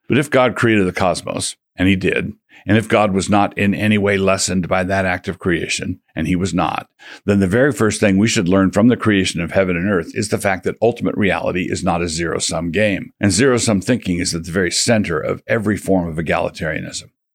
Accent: United States; as American Christians

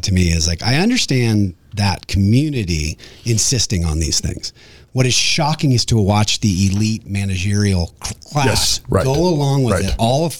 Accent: Nashville, Tennessee, United States; I'm from Nashville.

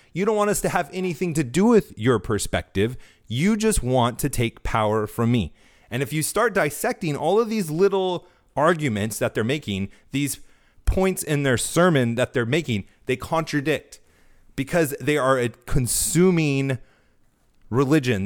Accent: California, United States; now in Florida, United States; growing up in California most of my life, living here in Florida now

